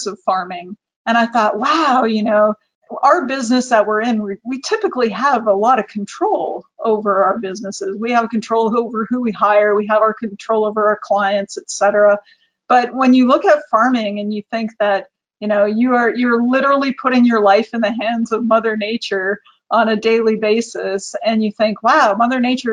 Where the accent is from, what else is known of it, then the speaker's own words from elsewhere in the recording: Viking, Alberta, Canada; I grew up in a small town in Alberta in Canada. I'm from Viking